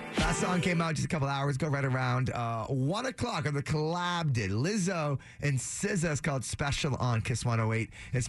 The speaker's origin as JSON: {"language": "English", "town": "Framingham", "region": "Massachusetts", "country": "United States", "tie": "born or raised there"}